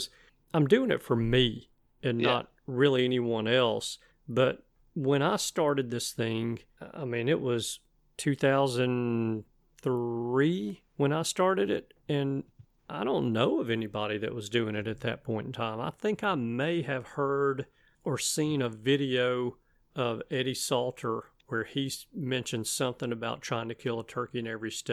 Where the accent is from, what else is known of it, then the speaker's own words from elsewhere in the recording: Alabama, United States; I'm from Alabama